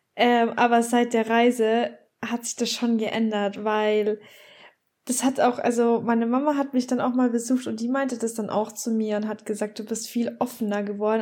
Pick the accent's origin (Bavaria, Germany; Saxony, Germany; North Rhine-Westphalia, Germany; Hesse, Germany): Bavaria, Germany; moved away; ich komme ja aus Bayern und wir haben halt unsere Oktoberfest und so in München